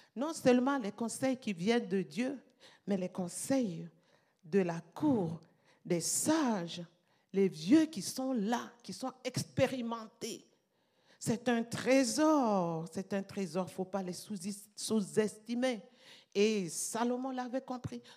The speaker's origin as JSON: {"language": "French", "country": "Burkina Faso", "said": "chez nous, au Burkina"}